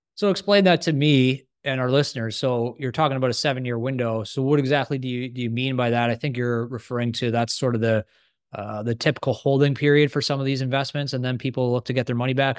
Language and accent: English; Canada; I'm a Canadian